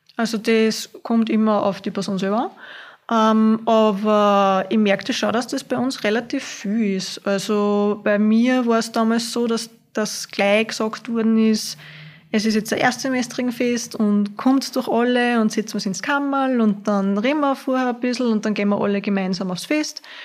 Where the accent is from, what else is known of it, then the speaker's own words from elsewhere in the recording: Hörsching, Upper Austria, Austria; Ich bin aus Hörsching